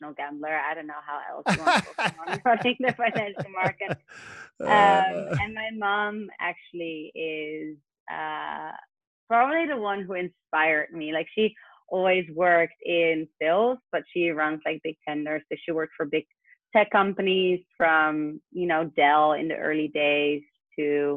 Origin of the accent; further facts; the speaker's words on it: The Hague, South Holland, Netherlands; moved away as an adult; also born or lived in London; I grew up in the Netherlands in a city called The Hague.